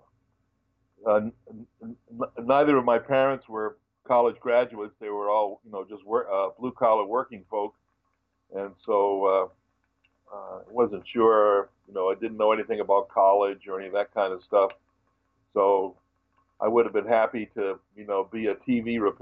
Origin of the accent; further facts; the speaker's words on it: Westerly, Rhode Island, United States; I lived, born and raised in Westerly, Rhode Island, which is on the very southwest corner of the state.